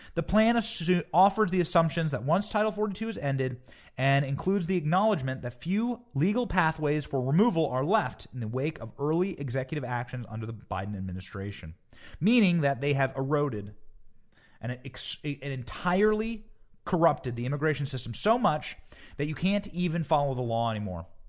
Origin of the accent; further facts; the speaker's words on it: Cedar Rapids, Iowa, United States; my hometown of Cedar Rapids, Iowa